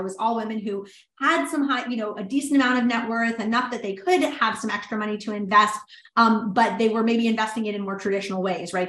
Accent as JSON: {"language": "English", "town": "New Orleans", "region": "Louisiana", "country": "United States", "tie": "born or raised there", "moved": "yes", "said": "New Orleans, which was my hometown."}